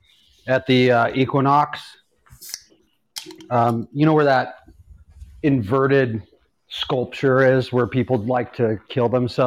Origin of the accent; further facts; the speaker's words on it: Los Angeles, California, United States; Growing up in Los Angeles